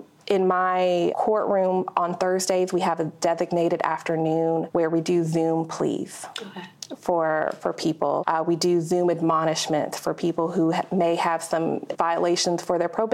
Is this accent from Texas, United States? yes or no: yes; Dallas, Texas, United States; I'm born and raised in Dallas, Texas